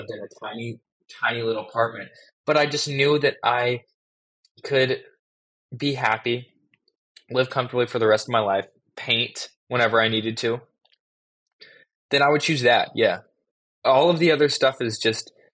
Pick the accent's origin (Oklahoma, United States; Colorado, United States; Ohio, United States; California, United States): California, United States; Los Angeles; growing up in Los Angeles